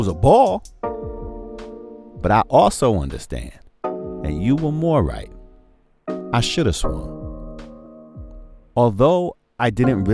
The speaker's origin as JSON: {"language": "English", "town": "New York City", "region": "New York", "country": "United States", "tie": "born or raised there", "said": "I'm from Brooklyn, the BK. Grew up a Mets fan"}